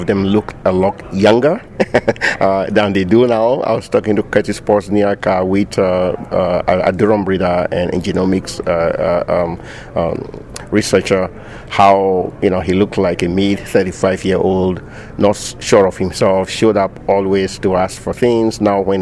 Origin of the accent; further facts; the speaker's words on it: Ghana; moved away as an adult; also born or lived in Manitoba, Canada / Saskatchewan, Canada; now in Canada; I grew up in Ghana. It's a small country in West Africa